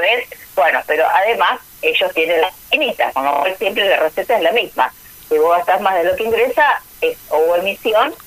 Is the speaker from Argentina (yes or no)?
yes; Argentina; como argentinos